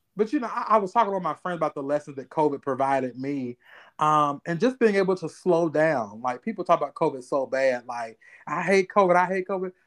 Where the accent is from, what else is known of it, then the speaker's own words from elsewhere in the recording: Ohio, United States; moved away; I'm from Ohio